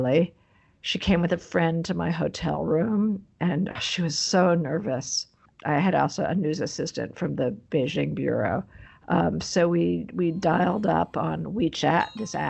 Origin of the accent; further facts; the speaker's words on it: New York, United States; I'm from New York. I grew up on the East Coast